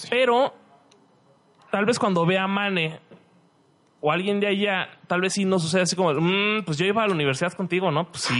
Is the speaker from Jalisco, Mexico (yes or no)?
yes; Guadalajara, Jalisco, Mexico; also born or lived in Querétaro; yo ya me había acostumbrado, o sea, yo no me escucho mi propio acento. Pero en Querétaro yo no escuchaba un acento particular. Entonces, cuando volví aquí a, acá a Guadalajara, sí fue como un choque de, ah, la verdad, estos güeyes sí tienen un acento y bien marcado.